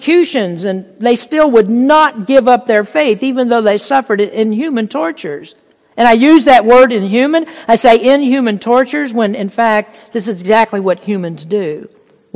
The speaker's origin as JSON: {"language": "English", "country": "United States", "said": "We're blessed as American Christians"}